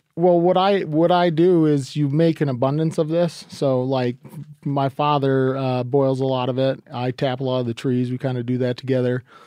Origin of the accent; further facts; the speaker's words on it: New England, United States; I am from New England